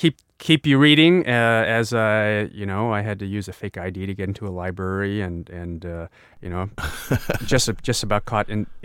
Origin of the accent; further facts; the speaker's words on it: Jiangsu, China; they ask, what's your Zhuji, you know, where are you from? And I would say, Subei. And it would almost always go this way. They would say, oh, you know, near Huai'an, the city of Huai'an, that's the closest to where the village is.